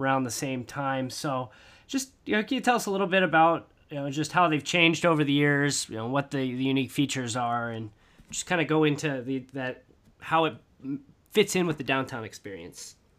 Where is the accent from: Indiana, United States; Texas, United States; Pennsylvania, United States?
Indiana, United States; Indianapolis; was born and raised in Indianapolis